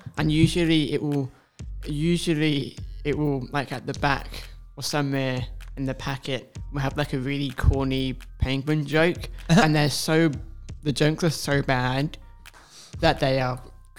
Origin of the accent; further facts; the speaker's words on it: England, United Kingdom; moved away; I was born and raised in England, so we didn't have the proper or the right weather for that.